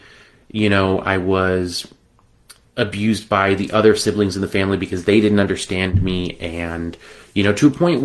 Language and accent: English; Las Vegas, Nevada, United States; I was born in 1981 in Las Vegas, Nevada